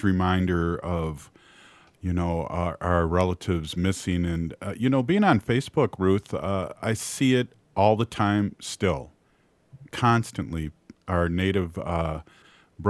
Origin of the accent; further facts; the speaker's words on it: Saint Paul, Minnesota, United States; being a St. Paul kid